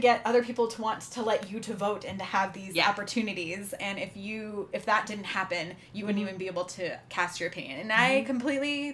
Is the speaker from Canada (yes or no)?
yes; Canada; I'm Canadian